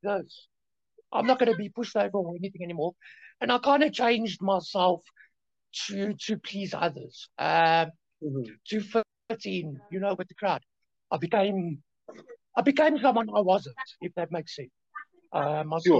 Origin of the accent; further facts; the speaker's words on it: Germiston, Gauteng, South Africa; I was born in Germiston